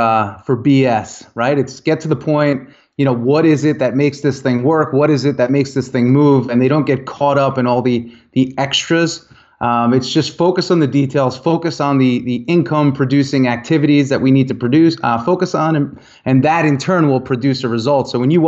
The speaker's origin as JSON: {"language": "English", "region": "Northeast", "country": "United States", "tie": "born or raised there", "said": "I was brought up in the Northeast as well under the mentality of, if you're not working, somebody else is."}